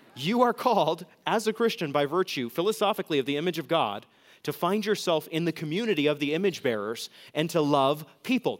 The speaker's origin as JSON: {"language": "English", "region": "New England", "country": "United States", "moved": "yes", "said": "I'm from New England, and New England elites pride themselves in their excellent education. When I flew back with my fiance to New England"}